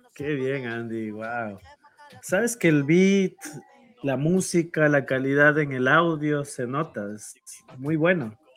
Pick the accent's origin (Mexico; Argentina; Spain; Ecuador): Ecuador; nosotros como ecuatorianos